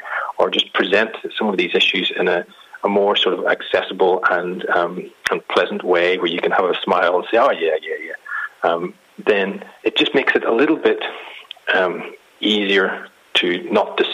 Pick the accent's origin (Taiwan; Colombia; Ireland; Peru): Ireland; I'm Irish, and we can't really take anything very seriously